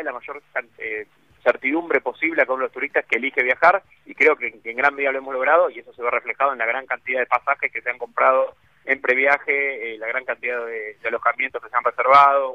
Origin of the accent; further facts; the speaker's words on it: Argentina; no me siento representado como argentino